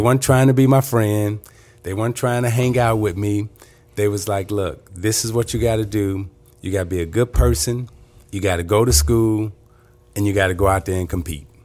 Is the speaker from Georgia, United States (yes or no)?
no; Chicago, Illinois, United States; moved away as an adult; also born or lived in Detroit; growing up in Chicago